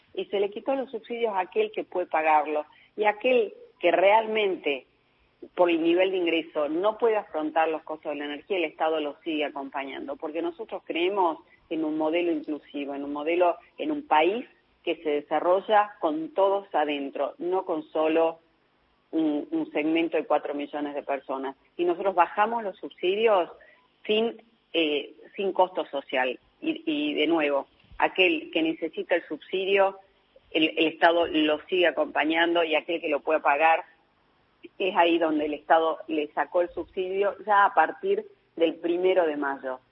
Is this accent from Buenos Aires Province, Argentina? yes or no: no; Salta, Argentina; yo soy de, la, de Salta